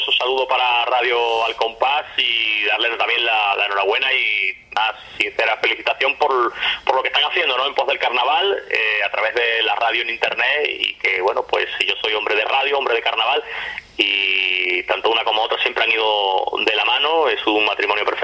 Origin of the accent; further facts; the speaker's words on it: Cádiz, Andalusia, Spain; Hola, buenas tardes